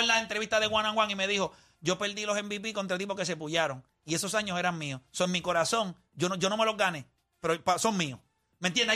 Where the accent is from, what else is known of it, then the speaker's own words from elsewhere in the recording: Puerto Rico; nosotros somos puertorriqueños